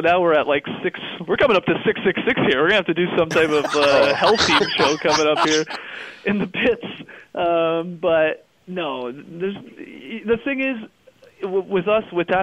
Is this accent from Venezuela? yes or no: no; Canada; being a Canadian